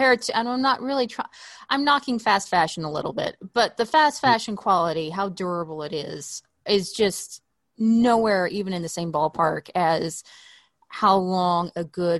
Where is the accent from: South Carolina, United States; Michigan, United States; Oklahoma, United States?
Oklahoma, United States; moved away as an adult; now in Los Angeles, United States; I grew up in Oklahoma and the weather there, you could have a wardrobe for four seasons, but I've been in LA for about 8 years now